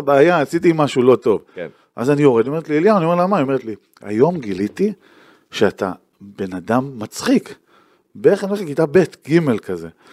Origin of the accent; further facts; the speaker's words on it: Tiberias, Northern District, Israel; moved away as an adult; also born or lived in Tel Aviv; נולדתי וגדלתי, מה שנקרא born and raised